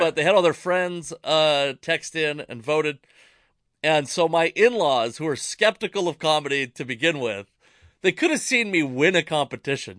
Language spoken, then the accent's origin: English; Tacoma, Washington, United States; also born or lived in Federal Way; I was born in Tacoma